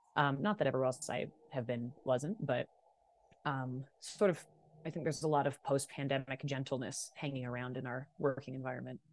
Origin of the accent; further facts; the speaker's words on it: Vancouver, British Columbia, Canada; I grew up in Vancouver.